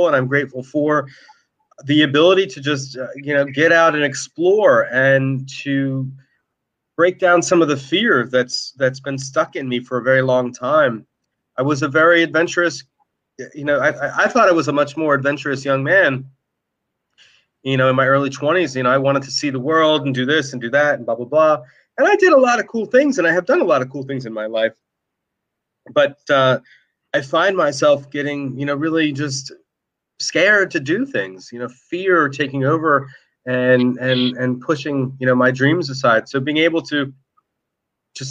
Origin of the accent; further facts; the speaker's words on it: Marlton, New Jersey, United States; also born or lived in Mount Laurel, New Jersey; I grew up in Marlton, New Jersey, which is the township next door to here